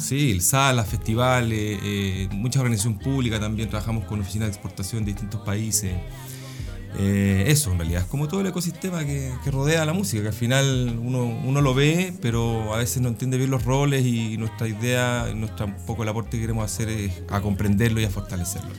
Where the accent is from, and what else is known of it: Chile